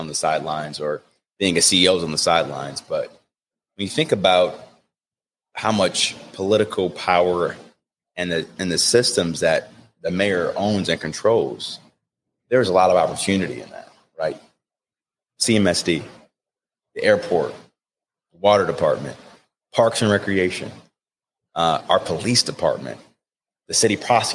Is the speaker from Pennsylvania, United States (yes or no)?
no; Cleveland, Ohio, United States; Growing up as a kid, you know, and going through what we grew up with in Mount Pleasant